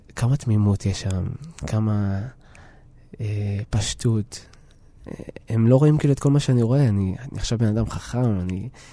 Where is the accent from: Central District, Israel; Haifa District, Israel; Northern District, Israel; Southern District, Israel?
Northern District, Israel; Ma'alot-Tarshiha; also born or lived in Tel Aviv / Jerusalem / Budapest; לעיר שבה גדלתי. אני, אני מרגיש שכשעזבתי את אה, מעלות